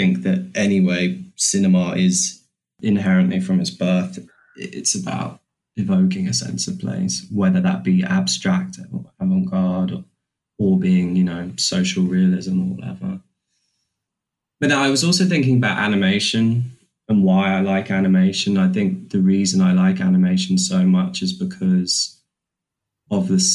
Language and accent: English; London, United Kingdom; we grew up in South London